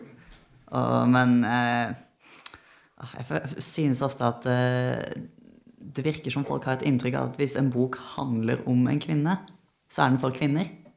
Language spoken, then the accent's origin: Norwegian; Arendal, Agder, Norway; der jeg er fra, så sier vi staua